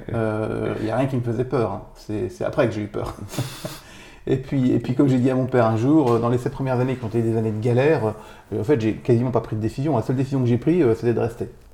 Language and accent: French; Neufchâteau, Grand Est, France; moved away; Moi, je suis Vosgien. je suis né à Neufchâteau. C'est là-bas que j'ai fait mon bac